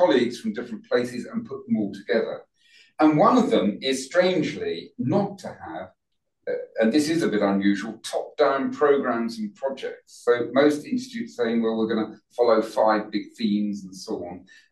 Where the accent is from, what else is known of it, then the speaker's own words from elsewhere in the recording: London, United Kingdom; I was brought up in Northwest London in Wembley.